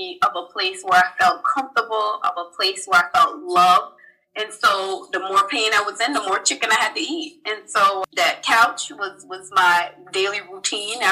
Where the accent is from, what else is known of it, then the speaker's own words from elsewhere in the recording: Charleston, South Carolina, United States; I'm originally from Charleston, South Carolina. I'm one of 5 kids